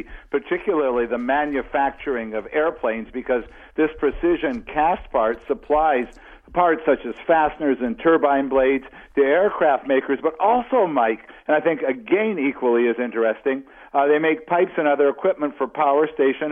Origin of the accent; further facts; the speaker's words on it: Canada; particularly being a Canadian